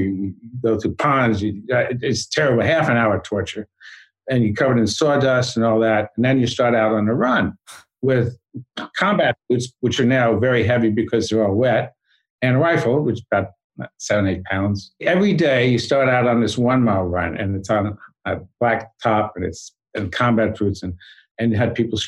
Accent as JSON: {"language": "English", "area": "Long Island", "region": "New York", "country": "United States", "tie": "born or raised there", "said": "I grew up on Long Island"}